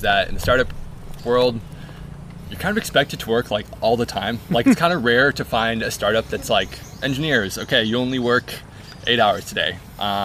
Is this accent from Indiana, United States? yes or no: yes; Fort Wayne, Indiana, United States; moved away as an adult; also born or lived in San Francisco; We lived the last 4 years in San Francisco, but we were born and raised in Fort Wayne, Indiana.